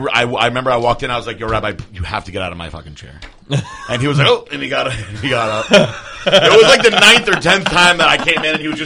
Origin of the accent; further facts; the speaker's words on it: Connecticut, United States; I'm from Connecticut.